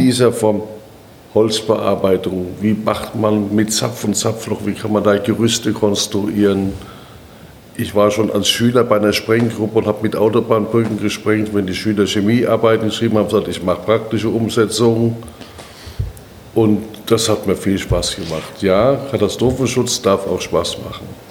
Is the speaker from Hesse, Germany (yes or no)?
yes; Darmstadt, Hesse, Germany; moved away as an adult; also born or lived in Frankfurt; now in Berlin, Germany; In Darmstadt geboren, aufgewachsen